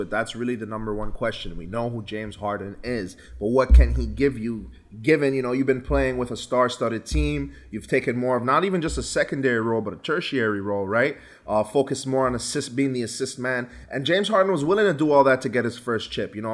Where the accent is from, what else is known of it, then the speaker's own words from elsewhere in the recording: U.S. Virgin Islands; given that I'm from the Virgin Islands, Tim Duncan is from the Virgin Islands.